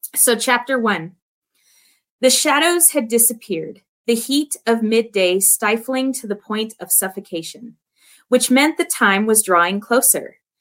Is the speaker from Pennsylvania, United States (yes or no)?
no; Southern California, United States; where I grew up, I grew up in California, Southern Cali.